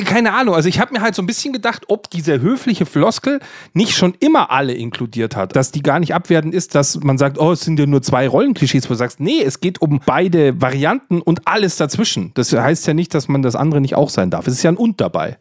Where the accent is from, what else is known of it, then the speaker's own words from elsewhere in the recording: Bavaria, Germany; ich als Bayer